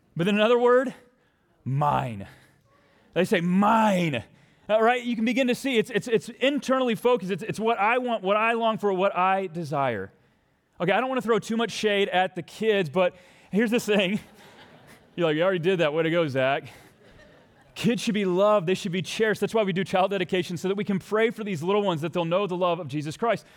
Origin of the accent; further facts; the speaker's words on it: Texas, United States; now in Minnesota, United States; my home country. I mean, my homeland, my home state